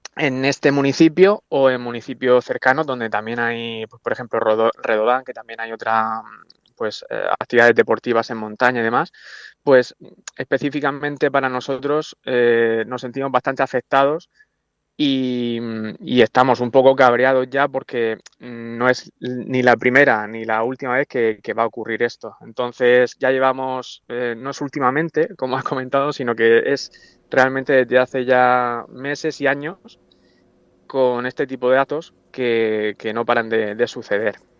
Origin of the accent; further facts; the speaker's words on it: Orihuela, Valencian Community, Spain; yo soy de Orihuela